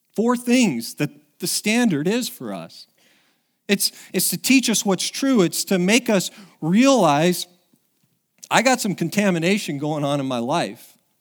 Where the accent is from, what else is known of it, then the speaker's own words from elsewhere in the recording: Oregon, United States; moved away; it's been seventeen years since I was back in, in, in my hometown